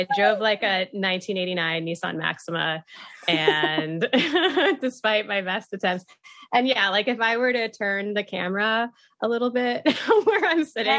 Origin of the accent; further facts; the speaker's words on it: Atlanta, Georgia, United States; now in New York, United States; No, I'm from Atlanta. So, I grew up driving